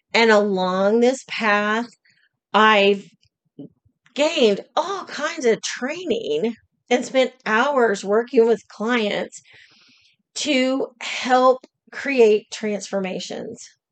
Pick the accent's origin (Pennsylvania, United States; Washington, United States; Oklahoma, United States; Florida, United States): Oklahoma, United States; I was born and raised in Oklahoma.